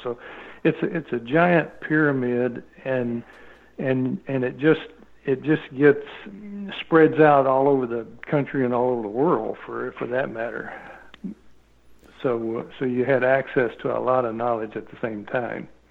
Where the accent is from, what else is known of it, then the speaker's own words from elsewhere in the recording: Arkansas, United States; I grew up in Arkansas